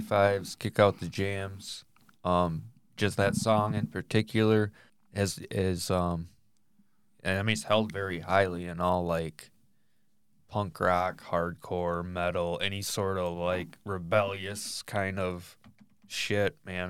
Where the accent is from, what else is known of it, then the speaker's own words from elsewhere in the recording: Michigan, United States; we're from Michigan